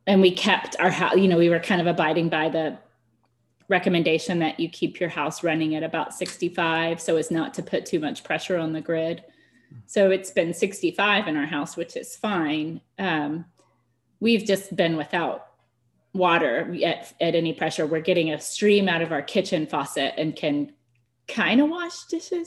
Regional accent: Texas, United States; being Texan

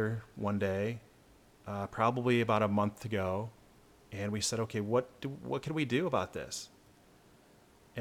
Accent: Michigan, United States; I'm from Michigan

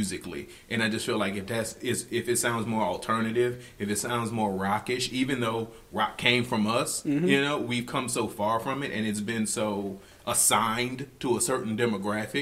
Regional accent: New Orleans, Louisiana, United States; I'm from New Orleans

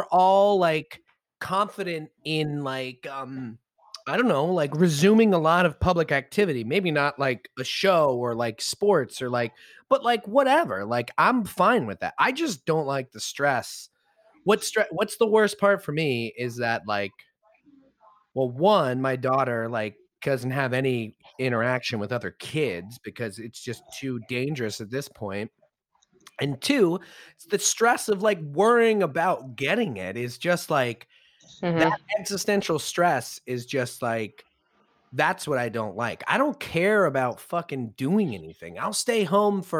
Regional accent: United States; our identity as Americans

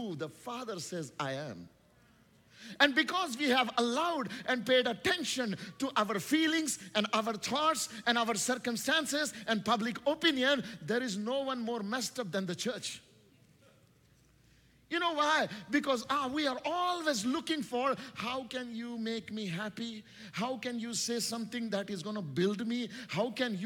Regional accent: India; English is a second language; English is not my first language. Do you know, I come from a nation called India

